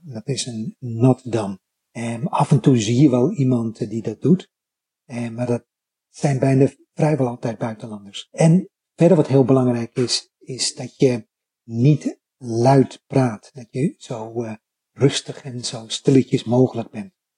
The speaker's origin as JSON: {"language": "Dutch", "country": "Netherlands", "moved": "yes", "lives_now": "Japan", "said": "ik was een van die twee fijngevoelige, beleefde Nederlanders."}